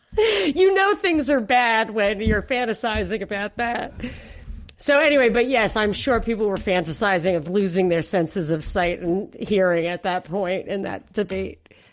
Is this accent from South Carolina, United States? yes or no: no; New York, United States; moved away; my hometown of New York